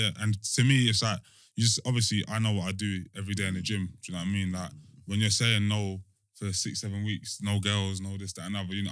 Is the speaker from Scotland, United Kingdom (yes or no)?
no; London, United Kingdom; growing up in Hackney.